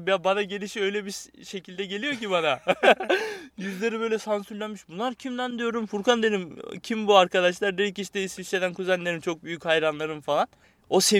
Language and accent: Turkish; Turkey; Ama bu podcast'i Türkler yapıyor. Ama sen bunu dinlemeyeceksin çünkü biz Türküz.